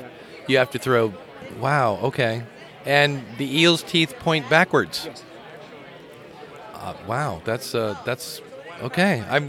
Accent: Akron, Ohio, United States; Akron, Ohio.

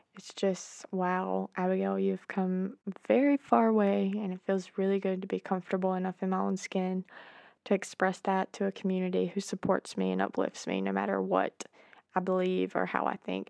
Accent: Georgia, United States; my hometown, small town in Georgia

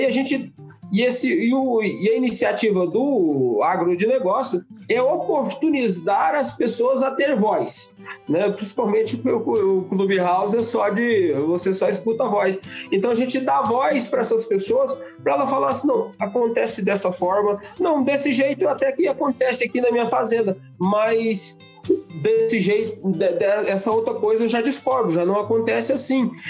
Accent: Brazil; Nós somos de um país de viés rural

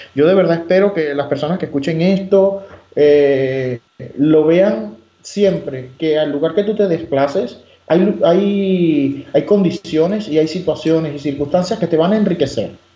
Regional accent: Margarita Island, Nueva Esparta, Venezuela; moved away; yo soy de Oriente, soy de la isla de Margarita

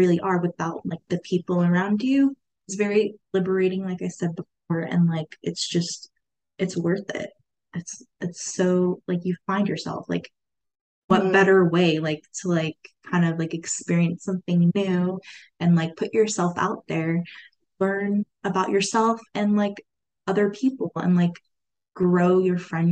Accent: Turlock, California, United States; I've been in Turlock like all my life

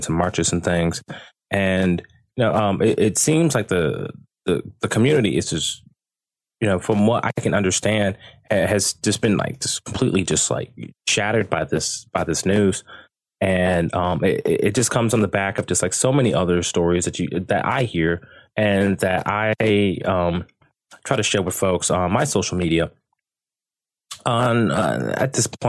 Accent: United States; now in Sydney, Australia; I am American

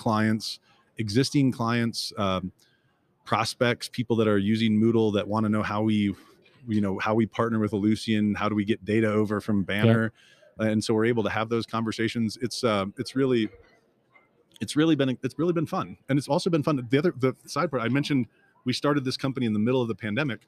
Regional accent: Indiana, United States; I grew up in Indiana, and I went to Ball State University

